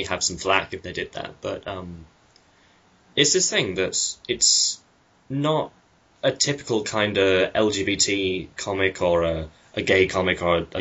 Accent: United Kingdom; as a British guy

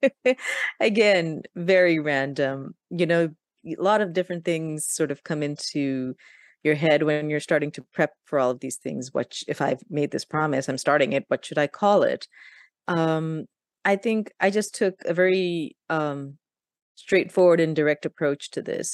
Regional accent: Pakistan; I'm from Pakistan

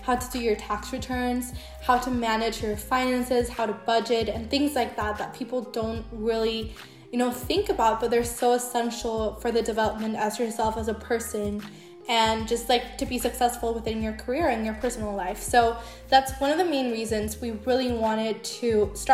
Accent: El Salvador; English is a second language; I was born and raised in El Salvador

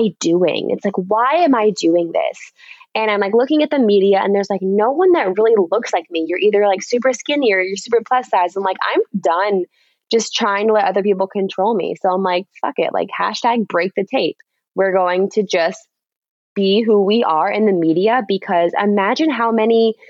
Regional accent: Miami, Florida, United States; I grew up in Miami

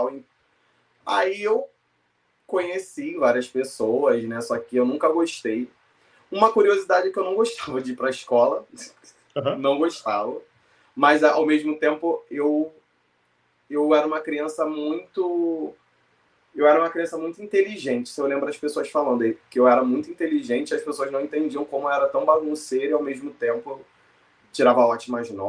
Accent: Rio de Janeiro, Brazil; Porque eu nasci na Zona Norte.

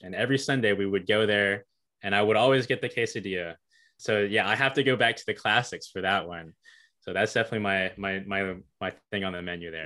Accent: Hickory, North Carolina, United States; Hickory is my hometown

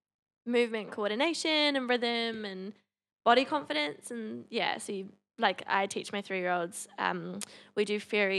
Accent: Palmerston North, Manawatū-Whanganui, New Zealand; moved away; I grew up in Palmy.

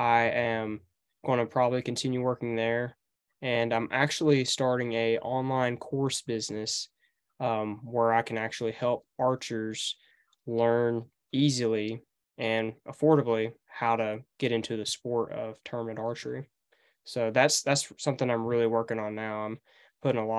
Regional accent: Paris, Tennessee, United States; also born or lived in McKenzie, Tennessee; So I go to school here in McKinsey, Tennessee. That's just 20 miles from my hometown in Paris

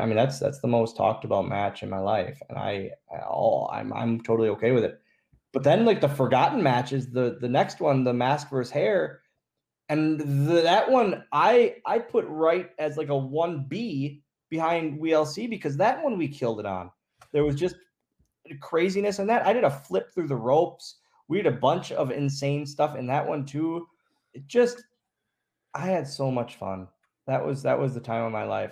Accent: Oshkosh, Wisconsin, United States; moved away; we're just two small town guys. Like that's that's what we are. We're from Oshkosh, Wisconsin.

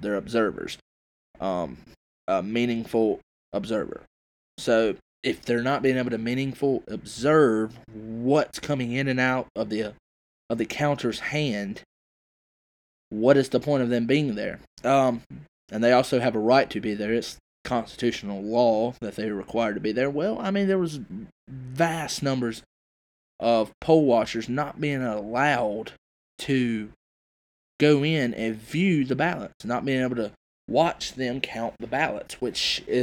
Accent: South Carolina, United States; my home state

